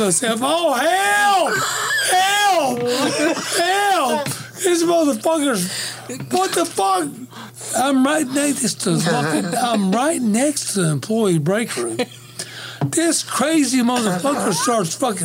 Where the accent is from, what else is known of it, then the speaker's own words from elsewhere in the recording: Western North Carolina, United States; I'm from Western North Carolina